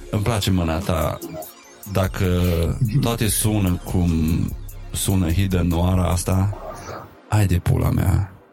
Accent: Maramureș County, Romania; având în vedere că eu zic Maramureș și nu prea am avut contact cu zona aia țării

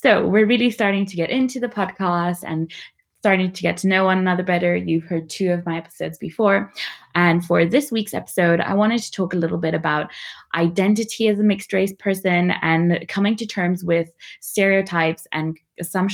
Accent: Namibia; I'm from Namibia

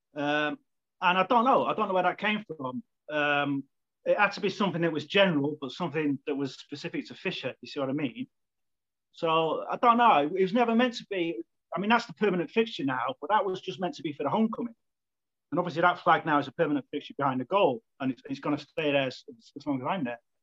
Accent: Manchester, North West England, United Kingdom; I'm from Manchester as well. So obviously, there's a big, heavy musical presence there. So I grew up with that. I grew up in that environment

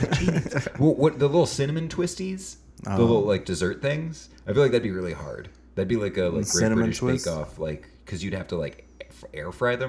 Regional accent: United States; Yeah, I'm an American, aren't I?

